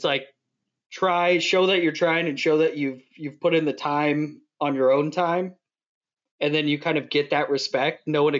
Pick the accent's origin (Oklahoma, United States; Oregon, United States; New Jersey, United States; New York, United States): New York, United States; New York City; I'm from New York City.